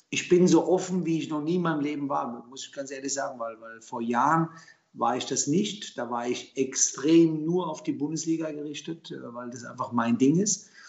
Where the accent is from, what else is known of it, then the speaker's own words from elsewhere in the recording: Germany; born there; Mein, mein, Herkunftsland ist Italien, meine Eltern kamen aus Italien, äh, ich bin in Deutschland geboren.